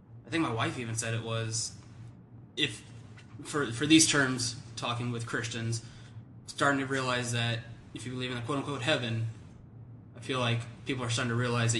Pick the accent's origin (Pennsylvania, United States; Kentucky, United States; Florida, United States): Florida, United States; Land O'Lakes; I was born here and I grew up in Land O'Lakes